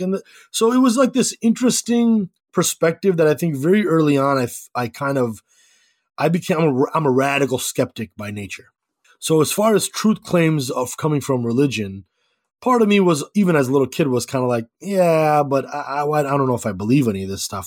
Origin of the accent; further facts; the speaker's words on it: Chicago, Illinois, United States; also born or lived in Skokie; I was born and raised in Chicago